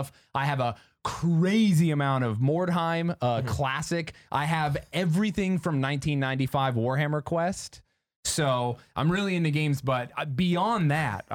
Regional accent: Utah, United States; I'm from Utah

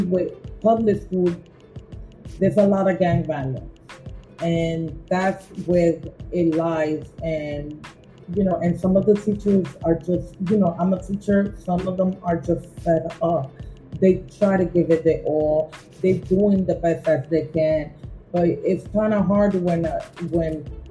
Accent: New York City, New York, United States; also born or lived in Boquerón, Puerto Rico / Ponce, Puerto Rico / McKinney, Texas; raised in the Bronx

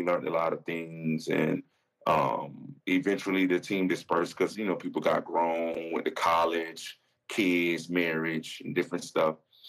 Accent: the South, United States; You know, I'm from the South.

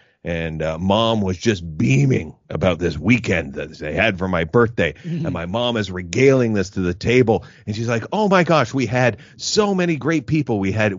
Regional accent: Canada; as a Canadian

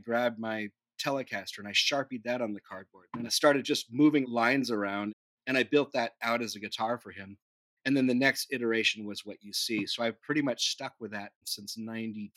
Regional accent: Newhall, California, United States; also born or lived in San Diego; I grew up in Southern California, a little north of Los Angeles, in a small town called Newhall

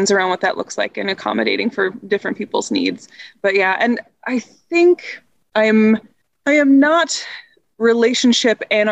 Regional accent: Indiana, United States; moved away as an adult; also born or lived in Chicago; I grew up in Indiana

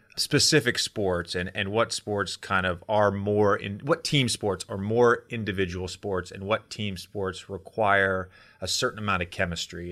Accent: Roanoke, Virginia, United States; I grew up in Roanoke, Virginia

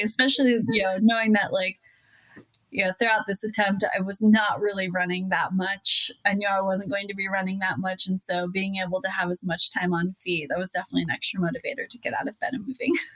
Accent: Utah, United States; my home state of Utah

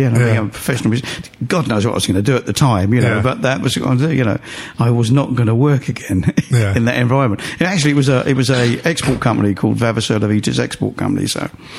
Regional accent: London, United Kingdom; I was born in Walthamstow, E17, just down the road from the the ground.

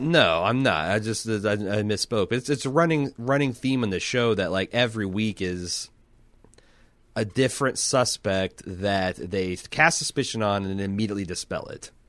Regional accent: Midwest, United States; I'm from the Midwest, uh, one of the last bastions of drive-in cinema.

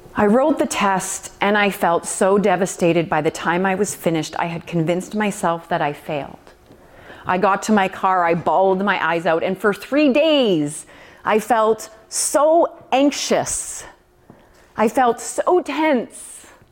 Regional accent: Alberta, Canada; We're from Alberta.

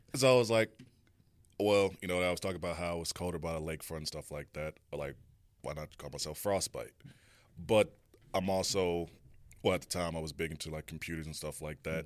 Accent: Chicago, Illinois, United States; moved away; also born or lived in Garden City, Kansas; I'm originally from Chicago, you know, born

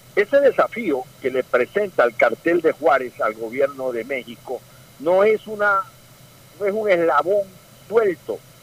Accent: northern Manabí, Ecuador; yo soy del norte de Manaví

